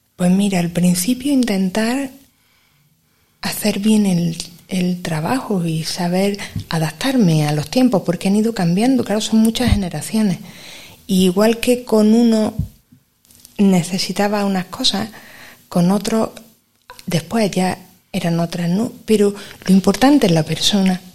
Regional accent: Granada, Andalusia, Spain; yo soy de Granada, de toda la vida

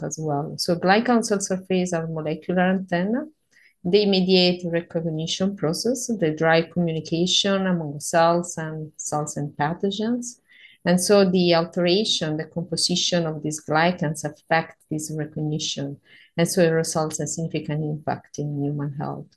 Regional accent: Calabria, Italy; English is a second language; moved away as an adult; also born or lived in Sicily; now in Florence, Italy; I come from the south of Italy, from a beautiful region that is named Calabria

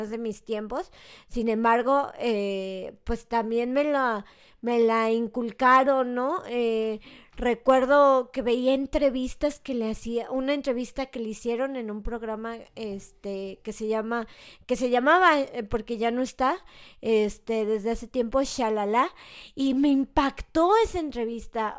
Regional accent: Mexico; soy mexicano

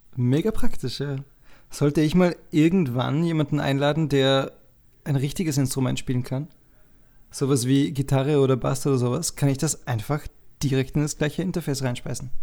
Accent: Dornbirn, Vorarlberg, Austria; Dornbirn, die Stadt, wo ich herkomme, ist anscheinend die zehntgrößte Stadt Österreichs.

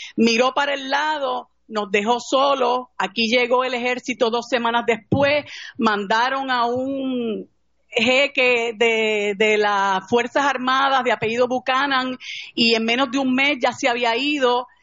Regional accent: Puerto Rico; como los, puertorriqueños

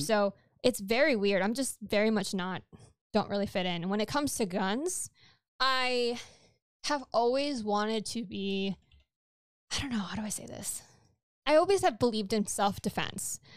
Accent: New York, United States; first language Spanish; English is a second language; I was born in New York

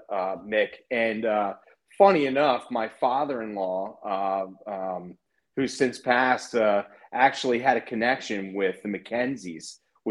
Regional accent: Maryland, United States; I'm from Maryland.

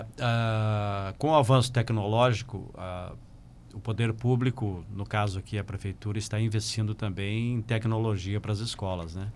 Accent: Passo Fundo, Rio Grande do Sul, Brazil; eu nasci em Passo Fundo exatamente porque meu pai veio prestar serviço aqui

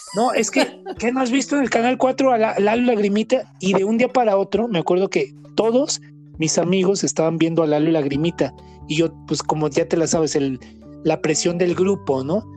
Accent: Guadalajara, Jalisco, Mexico; Nosotros somos de aquí de Guadalajara

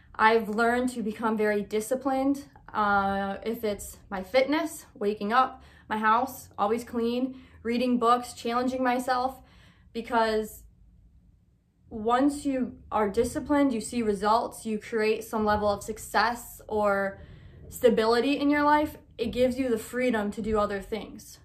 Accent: Michigan, United States; moved away as an adult; now in Illinois, United States; I'm originally from Michigan when I was just twenty-two

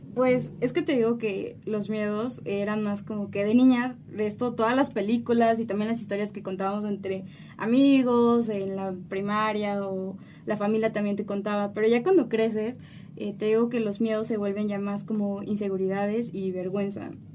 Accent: Mexico; ya conforme vas creciendo, obviamente, pues aquí en México

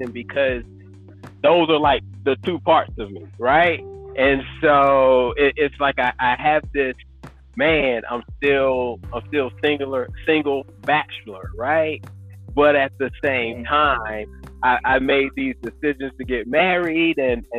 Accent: North Carolina, United States; moved away as an adult; also born or lived in Colorado; from North Carolina

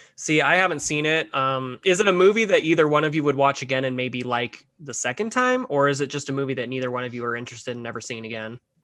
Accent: Mesquite, Nevada, United States; I grew up, I grew up in Mesquite, Nevada, for like 11 years of my life

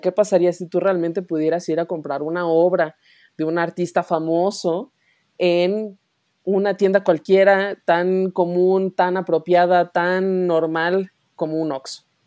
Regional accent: León, Guanajuato, Mexico; los dos somos de León

